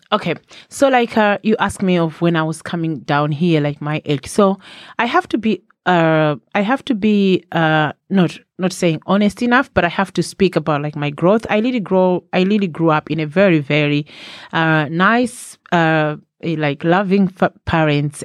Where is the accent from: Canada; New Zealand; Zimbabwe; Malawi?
Malawi; moved away as an adult; now in Ireland; I was born in Malawi. Not I am from Malawi, but I was born in Malawi